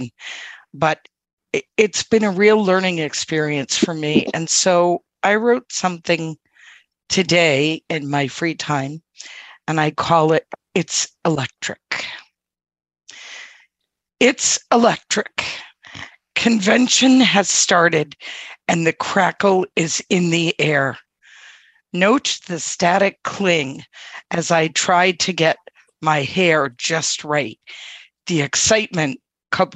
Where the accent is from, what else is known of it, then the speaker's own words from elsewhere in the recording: Quincy, Massachusetts, United States; I am from Quincy, Massachusetts